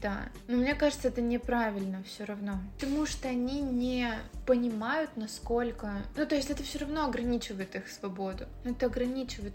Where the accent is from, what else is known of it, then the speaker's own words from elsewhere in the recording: Russia; я выросла, получается, в России